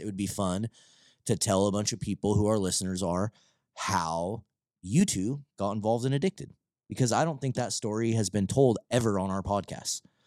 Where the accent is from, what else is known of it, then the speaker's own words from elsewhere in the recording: Vancouver, Washington, United States; also born or lived in Longview, Washington / Battle Ground, Washington; I was from, like, downtown Vancouver